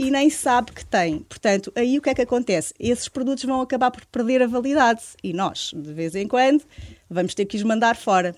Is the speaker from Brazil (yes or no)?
no; Alentejo, Portugal; moved away as an adult; now in Lisbon, Portugal; vivo em Lisboa, mas sou alentejana. Eh, vim para Lisboa aos 26 anos